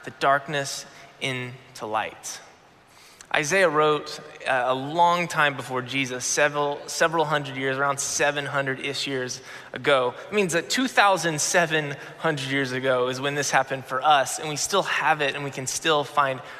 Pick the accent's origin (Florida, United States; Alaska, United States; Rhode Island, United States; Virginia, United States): Florida, United States; I grew up in Florida